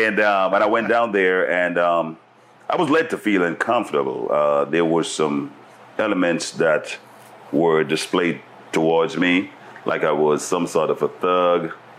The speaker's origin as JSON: {"language": "English", "country": "Jamaica", "tie": "born or raised there", "also_born_or_lived": "Silicon Valley / Cuba", "moved": "yes", "lives_now": "Atlanta, United States", "said": "I was born in Jamaica. Mm-hmm. My grandparents are Cuban."}